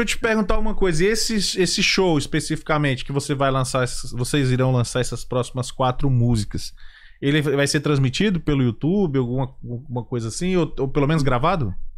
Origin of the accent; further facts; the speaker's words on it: Brasília, Federal District, Brazil; moved away; Eu sou de Brasília, né? Pelo menos na região que eu morava